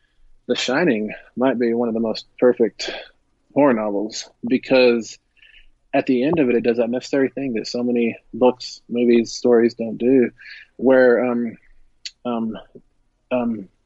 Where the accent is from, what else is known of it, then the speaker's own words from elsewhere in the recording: Greenwood, Texas, United States; also born or lived in Midland, Texas; I was born in Midland. I grew up about 20 miles east of Midland, a little place called Greenwood